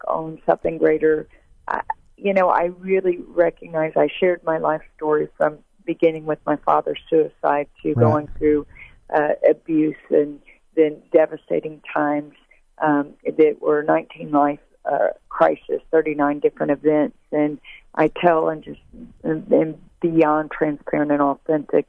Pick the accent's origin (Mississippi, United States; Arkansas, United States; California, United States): Mississippi, United States; Tupelo; my hometown, Tupelo, Mississippi